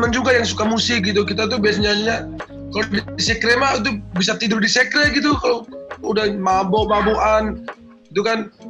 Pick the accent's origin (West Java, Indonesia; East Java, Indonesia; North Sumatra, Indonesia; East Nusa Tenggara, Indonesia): East Nusa Tenggara, Indonesia; Bajawa; dari NTT aslinya NTT Flores Pulau Flores Flores waduh iya Pulau Flores Pulau Flores uh, lebih tepatnya Bajawa Kabupaten Ngada